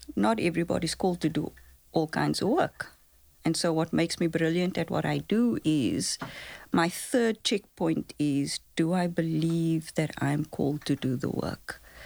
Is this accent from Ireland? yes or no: no; Cape Town, Western Cape, South Africa; I grew up in Lavendale, so I grew up on the Cape Flats